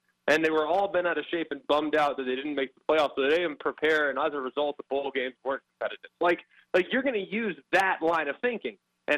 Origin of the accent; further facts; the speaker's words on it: Los Angeles, California, United States; I'm from Los Angeles, California